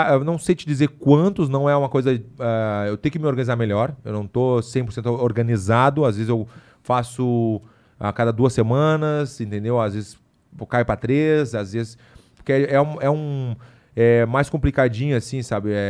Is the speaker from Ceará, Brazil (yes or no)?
yes; Ceará, Brazil; no colégio esse que eu estudei quando era pequeno, no Ceará